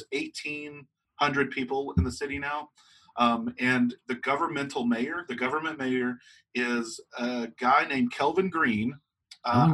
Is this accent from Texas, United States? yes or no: yes; Archer City, Texas, United States; I'm from Archer City.